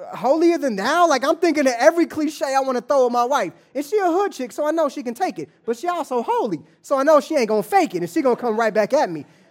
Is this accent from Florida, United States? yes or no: no; Kansas City, Kansas, United States; moved away as an adult; also born or lived in Atlanta, Georgia; now in Los Angeles, United States; born and raised in Kansas City, grew up in Wyandotte County